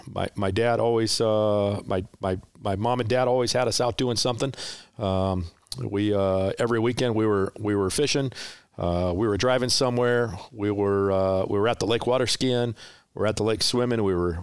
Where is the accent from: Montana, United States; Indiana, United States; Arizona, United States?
Montana, United States; Kalispell; now in California, United States; 80 miles from the Canadian border.